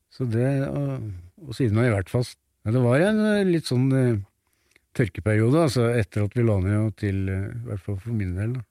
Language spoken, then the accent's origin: Norwegian; Tynset, Innlandet, Norway; moved away; Og jeg er født på Tynset